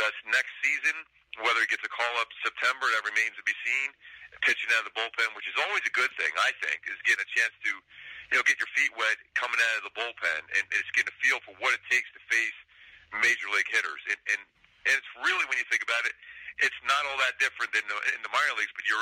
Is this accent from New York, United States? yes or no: no; Philadelphia, Pennsylvania, United States; now in San Fernando Valley, United States; growing up in Philly, I was a big Harry Callis fan